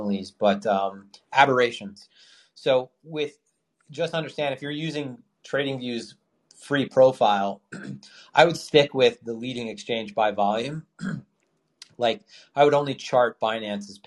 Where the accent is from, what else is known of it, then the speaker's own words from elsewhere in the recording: New York, United States; I'm from New York